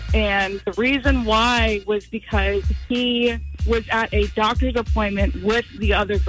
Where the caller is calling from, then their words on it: Orange Park, Florida, United States; I'm calling from Orange Park.